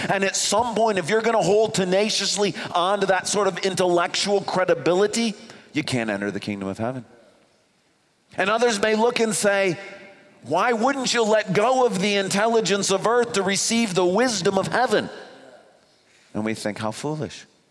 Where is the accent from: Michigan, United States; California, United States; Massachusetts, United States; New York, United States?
Michigan, United States; East Grand Rapids; I grew up in East Grand Rapids